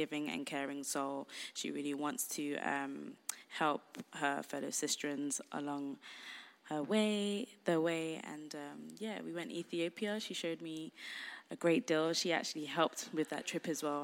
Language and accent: English; London, United Kingdom; I'm the Londoner of the group